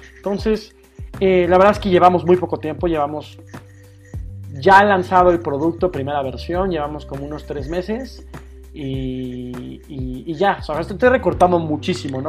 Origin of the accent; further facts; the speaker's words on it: Mexico City, Mexico; Soy chilango de nacimiento, de crecimiento y sí, prácticamente de la Ciudad de México